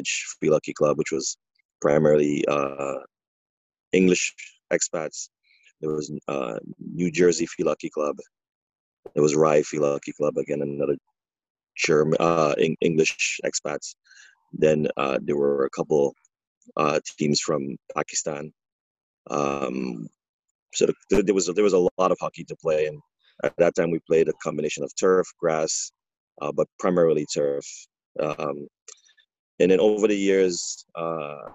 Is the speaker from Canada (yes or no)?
no; Trinidad & Tobago; now in New York, United States; So I'm originally from Trinidad and Tobago. I have I migrated to the U.S. Back in 1988 after playing youth hockey back in Trinidad